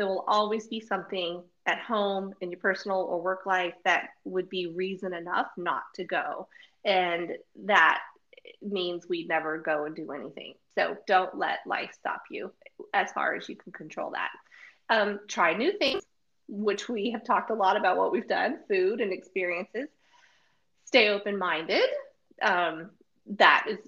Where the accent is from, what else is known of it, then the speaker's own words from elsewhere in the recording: United States; we're from America, so I'm not going to just impose my Americanism